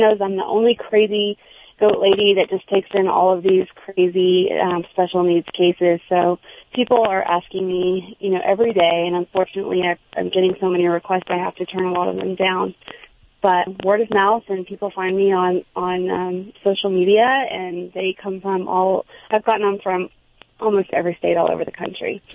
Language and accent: English; Houston, Texas, United States; also born or lived in New York City; now in New Jersey, United States